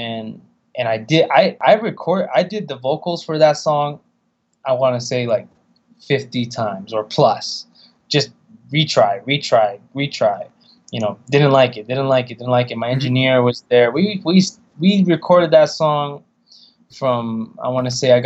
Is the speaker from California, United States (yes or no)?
yes; California, United States